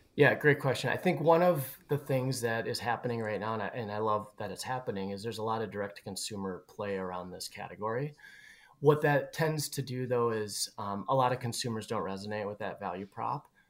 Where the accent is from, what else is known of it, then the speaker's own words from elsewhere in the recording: Twin Cities, Minnesota, United States; we're both from the Twin Cities area